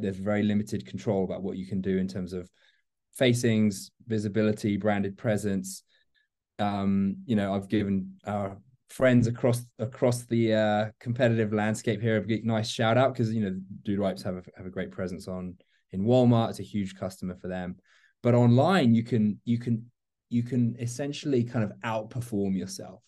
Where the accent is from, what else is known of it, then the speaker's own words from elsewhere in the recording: London, United Kingdom; moved away as an adult; also born or lived in Miami; now in Atlanta, United States; I'm a Londoner transplanted to uh, Miami with during my Bacardi days, and then now find myself in Atlanta